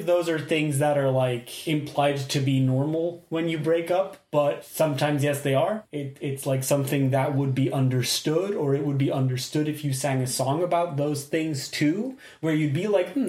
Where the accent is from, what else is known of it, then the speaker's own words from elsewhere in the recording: Belgium; we are from Belgium.